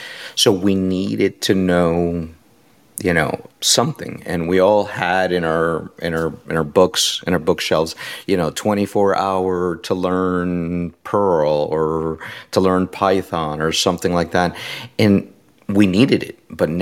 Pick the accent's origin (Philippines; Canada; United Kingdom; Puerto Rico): Puerto Rico; You know, I'm originally from Puerto Rico.